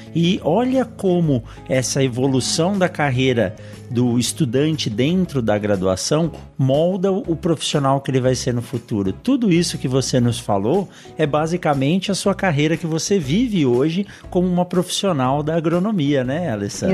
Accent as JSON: {"language": "Portuguese", "region": "São Paulo", "country": "Brazil", "tie": "born or raised there", "also_born_or_lived": "Botucatu", "said": "eu nasci em São Paulo, eu conhecia pouco do agronegócio nascendo em São Paulo"}